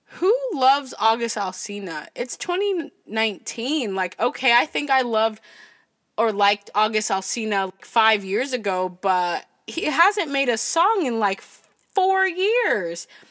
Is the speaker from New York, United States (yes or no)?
no; Berkeley, California, United States; I was born in Berkeley